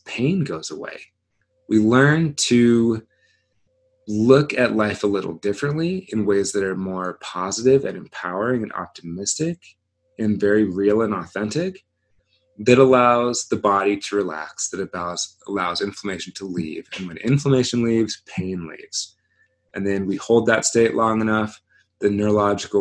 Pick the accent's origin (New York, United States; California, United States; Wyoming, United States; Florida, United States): Wyoming, United States; three of my very best childhood friends that I grew up with in Wyoming